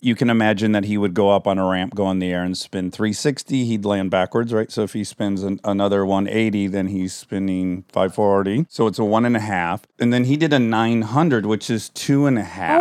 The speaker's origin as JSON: {"language": "English", "region": "Michigan", "country": "United States", "tie": "born or raised there", "said": "where I grew up in Michigan"}